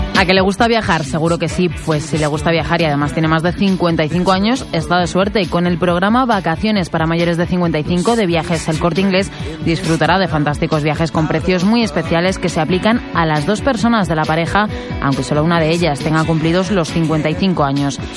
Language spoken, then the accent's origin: Spanish; Alcalá de Henares, Community of Madrid, Spain; Yo que soy de Alcalá